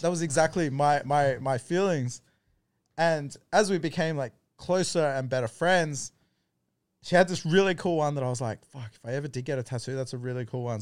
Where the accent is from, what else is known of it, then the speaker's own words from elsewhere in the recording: East Coast of Australia, Australia; moved away as an adult; now in Thailand; I grew up on the East Coast